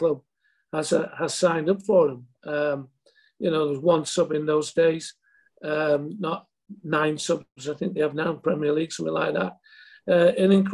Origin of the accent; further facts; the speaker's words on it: Sheffield, Yorkshire and the Humber, United Kingdom; I grew up in Sheffield.